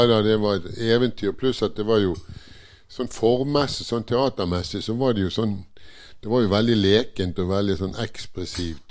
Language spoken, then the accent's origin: Norwegian; Bergen, Vestland, Norway; also born or lived in Northern Norway / Eastern Norway